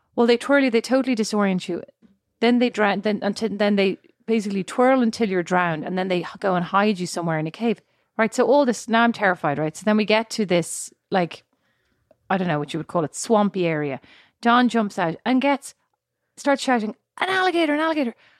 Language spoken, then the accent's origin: English; Ireland; moved away as an adult; now in United States